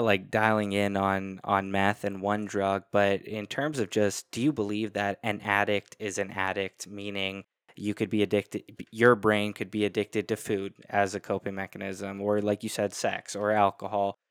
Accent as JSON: {"language": "English", "country": "Canada", "said": "I'm Canadian"}